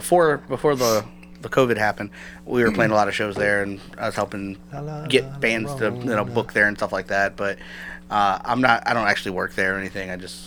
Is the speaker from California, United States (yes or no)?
no; Peabody, Massachusetts, United States; I grew up in Peabody